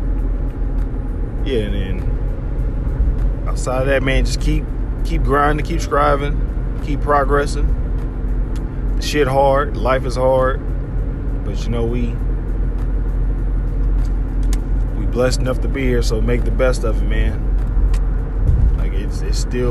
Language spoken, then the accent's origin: English; Harvey, Illinois, United States; moved away; back home, back in Harvey